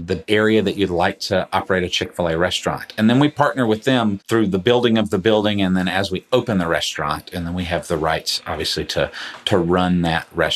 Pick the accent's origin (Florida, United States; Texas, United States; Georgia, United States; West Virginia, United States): Georgia, United States; Atlanta; I grew up in Metro Atlanta